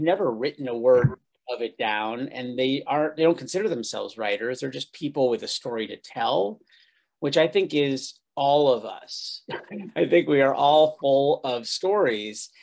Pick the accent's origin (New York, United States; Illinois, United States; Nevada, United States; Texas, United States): New York, United States; upstate; I was raised in New York, upstate New York